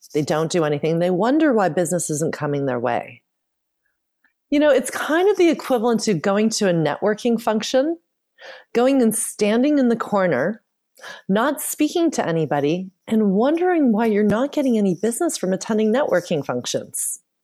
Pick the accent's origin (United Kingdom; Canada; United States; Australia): Canada; I was born and raised in Canada